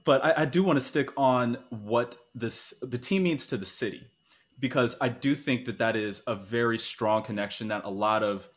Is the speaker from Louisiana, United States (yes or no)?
no; Tampa, Florida, United States; growing up in Tampa